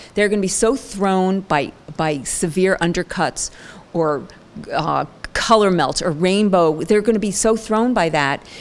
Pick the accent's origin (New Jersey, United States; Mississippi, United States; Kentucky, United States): New Jersey, United States; Ridgewood; also born or lived in Franklin Lakes, New Jersey / Boston, Massachusetts; I was born and raised in New Jersey, Franklin, Ridgewood, New Jersey